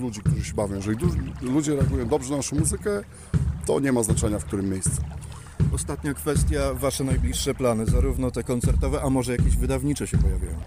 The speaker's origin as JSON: {"language": "Polish", "region": "Warmian-Masurian Voivodeship", "country": "Poland", "said": "jesteśmy z Mazur, to najwięcej gramy na Mazurach"}